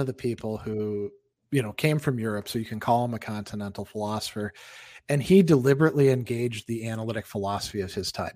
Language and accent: English; Wisconsin, United States; there's cities in Wisconsin, my home state, that I haven't been